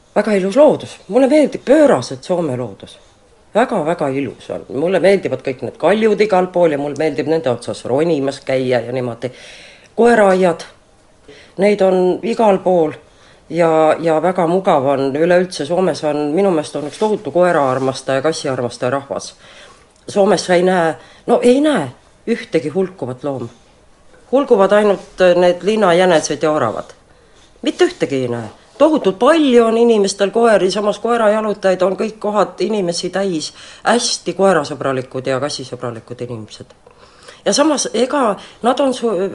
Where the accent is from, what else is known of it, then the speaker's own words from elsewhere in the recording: Estonia; moved away as an adult; also born or lived in Helsinki; now in Finland; Eestimaa on loomulikult minu kodumaa